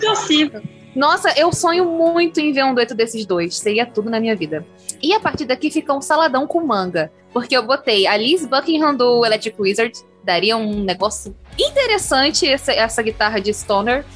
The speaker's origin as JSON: {"language": "Portuguese", "country": "Brazil"}